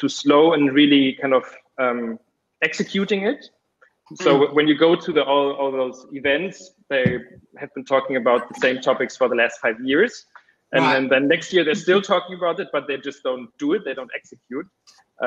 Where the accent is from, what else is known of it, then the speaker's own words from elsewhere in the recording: Berlin, Germany; I'm from Berlin